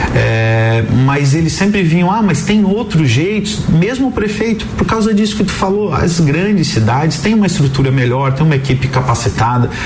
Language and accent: Portuguese; Brazil; a gente está vivendo como brasileiro